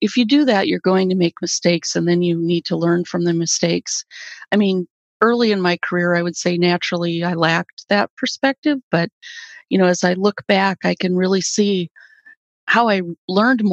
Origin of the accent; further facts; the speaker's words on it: South Dakota, United States; also born or lived in Southern California; now in New York City, United States; in South Dakota, where I grew up on a farm.